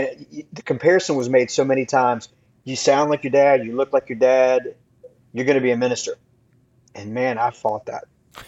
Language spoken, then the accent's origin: English; Florida, United States; growing up in Florida, man, I grew up in the ministry because my dad was a music minister.